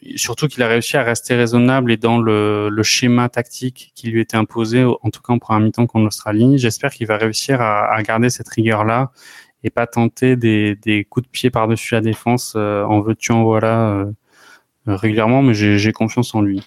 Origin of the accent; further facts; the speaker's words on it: France; en tant que Français